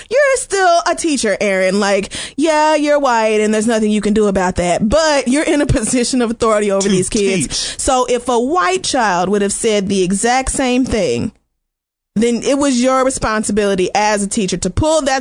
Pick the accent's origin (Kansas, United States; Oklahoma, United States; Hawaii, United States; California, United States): Oklahoma, United States; Like I really went through some shit growing up in Oklahoma.